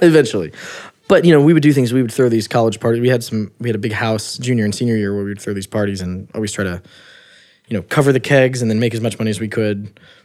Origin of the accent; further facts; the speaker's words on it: Midwest, United States; I'm from the Midwest, blue collar ba-, family